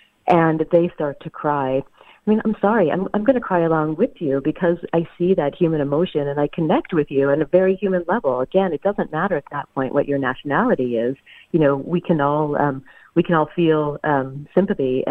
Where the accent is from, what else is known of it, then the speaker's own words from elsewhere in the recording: the South, United States; I grew up in the South